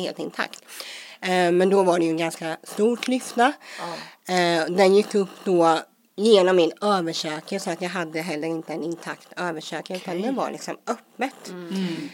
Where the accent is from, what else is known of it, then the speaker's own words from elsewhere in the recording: Småland, Sweden; komma in i det svenska, småländska härliga samhället och med ja, skola och dagis och allt